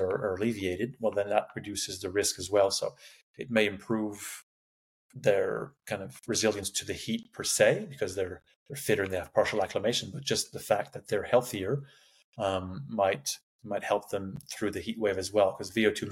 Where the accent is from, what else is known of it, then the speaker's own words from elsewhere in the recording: Canada; moved away as an adult; also born or lived in Sydney, Australia / Qatar; now in Canberra, Australia; I'm Canadian. I don't know if you can tell by the accent, but I did my PhD in Sydney.